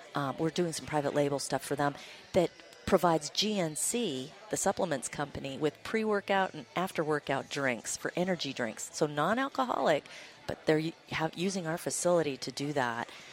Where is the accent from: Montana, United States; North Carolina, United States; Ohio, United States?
Montana, United States; I grew up in Montana, small town girl